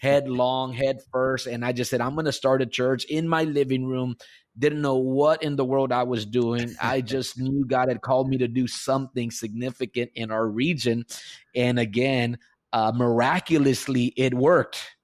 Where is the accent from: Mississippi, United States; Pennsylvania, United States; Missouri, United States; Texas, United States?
Texas, United States; Rio Grande Valley, deep South; I was born and raised here in the Rio Grande Valley, deep South